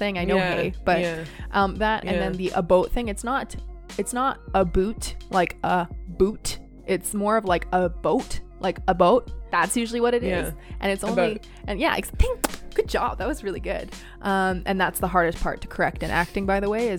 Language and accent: English; Canada; accent: Canadian; moved away as an adult; also born or lived in New Zealand; now in London, United Kingdom; my annoying ass Canadian accent isn't necessarily hidden